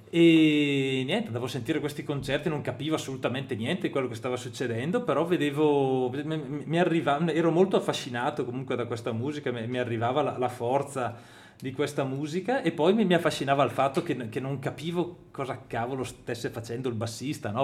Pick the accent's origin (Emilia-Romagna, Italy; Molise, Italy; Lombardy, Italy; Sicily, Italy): Lombardy, Italy; Brescia; io e Francesco siamo di Brescia